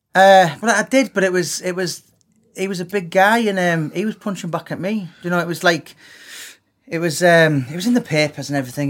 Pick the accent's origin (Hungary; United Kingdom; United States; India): United Kingdom; Middlesbrough, North East England; for most of my life, I grew up in Middlesbrough.